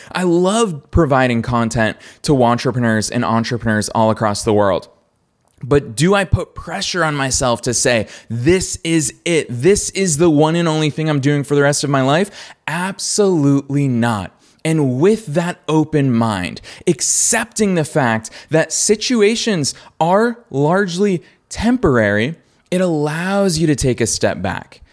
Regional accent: Boston, Massachusetts, United States; good old Boston, which is my hometown

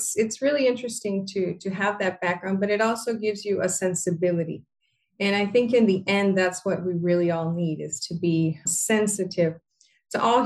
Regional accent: Panama; I was born and raised here in the Republic of Panama, specifically in the area known as the Canal Zone

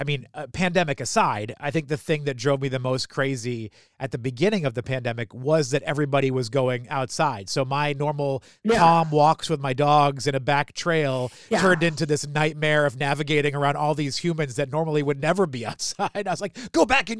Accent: New Hampshire, United States; I grew up in New Hampshire.

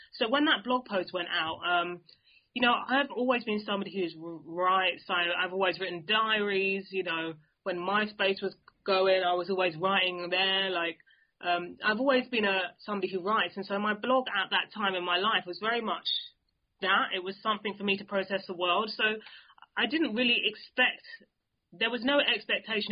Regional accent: London, United Kingdom; growing up in London

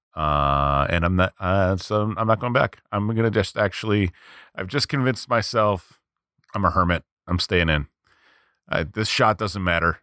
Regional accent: United States; I'm American.

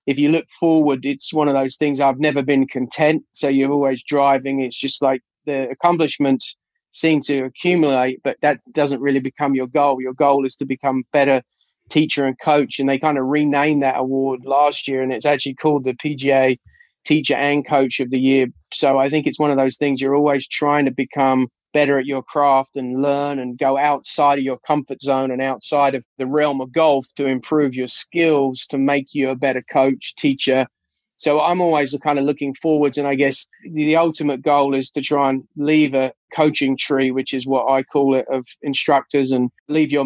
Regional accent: Surrey, South East England, United Kingdom; now in United States; I grew up in Surrey, England

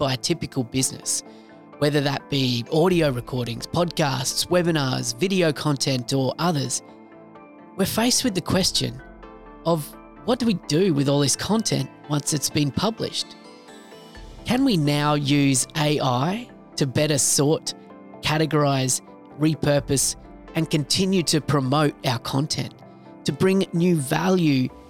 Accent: Australia; accent: Aussie; my Aussie accent

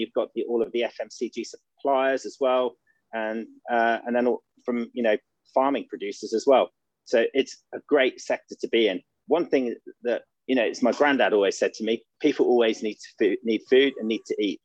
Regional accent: Norfolk, East of England, United Kingdom; I'm originally from Norfolk, from kind of like that farming area

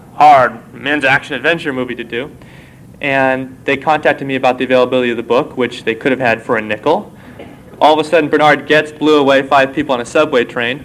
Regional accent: Walnut Creek, California, United States; moved away; Walnut Creek, my hometown

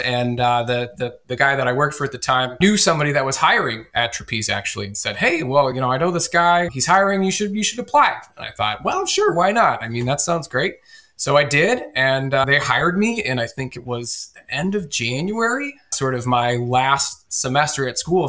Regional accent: Northeast Iowa, United States; I'm born and raised here in Northeast Iowa

